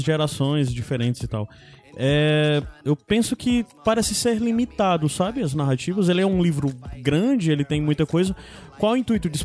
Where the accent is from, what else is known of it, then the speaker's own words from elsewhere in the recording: Northeast Region, Brazil; principalmente nós nordestinos